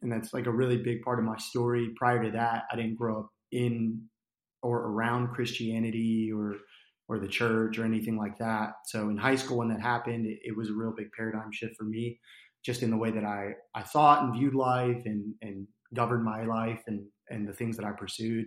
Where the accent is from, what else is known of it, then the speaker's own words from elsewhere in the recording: New Jersey, United States; moved away as an adult; also born or lived in Arkansas; now in Conway, United States; I grew up in New Jersey, um, to a single mom